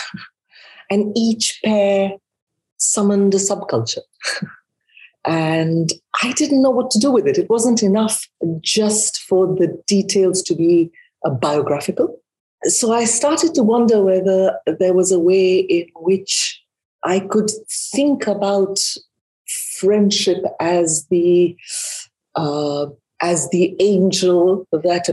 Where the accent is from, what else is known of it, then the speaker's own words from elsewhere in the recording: India; moved away as an adult; also born or lived in United Kingdom / Australia; now in United States; I was born in India, and I have been educated in India and in Britain